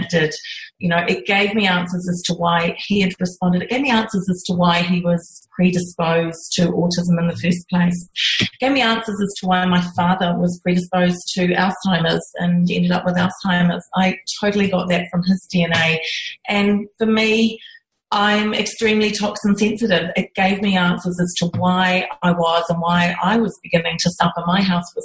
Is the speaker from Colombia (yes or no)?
no; New Zealand; moved away as an adult; now in Australia; I'm originally from New Zealand and I grew up on a farm